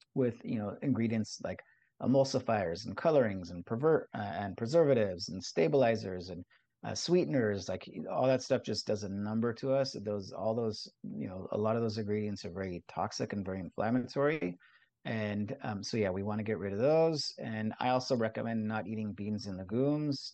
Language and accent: English; Southern California, United States; I, I grew up in Southern California in, in a beach town